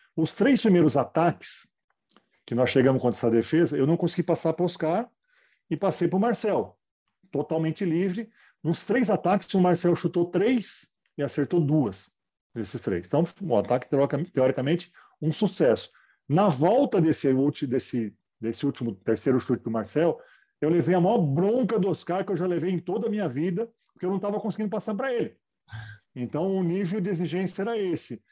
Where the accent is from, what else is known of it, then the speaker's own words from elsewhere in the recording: São Paulo, Brazil; Eu morava em São Paulo, meus pais eram de São Paulo e comecei a treinar no, no Pinheiros, categoria de base, no Sub-12